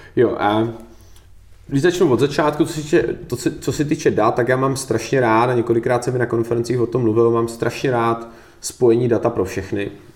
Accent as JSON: {"language": "Czech", "country": "Czechia", "said": "A my jsme Češi"}